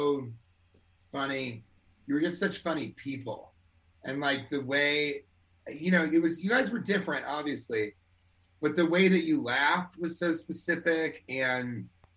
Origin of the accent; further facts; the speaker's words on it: Colorado, United States; moved away as an adult; also born or lived in Washington, District of Columbia, United States; And I am from Colorado